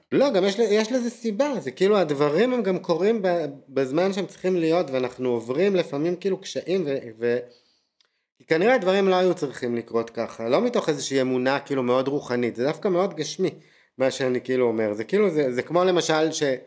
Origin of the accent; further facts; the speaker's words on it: Tel Aviv, Tel Aviv District, Israel; moved away as an adult; אני תל אביבי ארטקור וחי את הברנג'ה